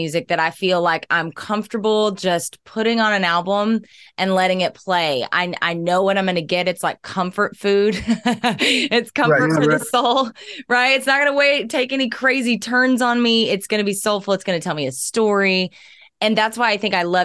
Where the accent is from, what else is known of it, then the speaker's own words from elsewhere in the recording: Southern Oklahoma, United States; I was raised on blues and jazz and country because I'm from Southern Oklahoma